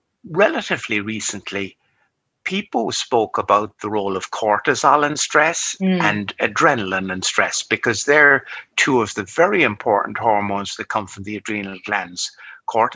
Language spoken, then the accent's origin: English; Cork, Munster, Ireland; also born or lived in New York / London / Dublin; I studied medicine in my hometown, which is here in Cork.